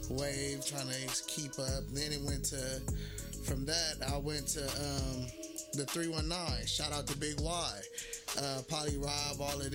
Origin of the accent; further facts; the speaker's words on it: Los Angeles, California, United States; Well, man, I'm from South Central Los Angeles.